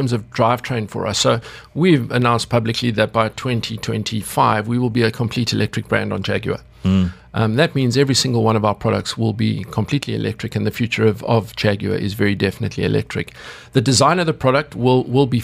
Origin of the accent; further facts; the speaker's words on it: South Africa; as a kid growing up in South Africa